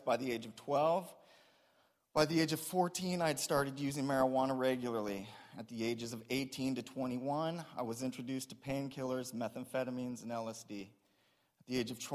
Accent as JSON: {"language": "English", "town": "Springfield", "region": "Ohio", "country": "United States", "tie": "born or raised there", "said": "I was born in Springfield, Ohio"}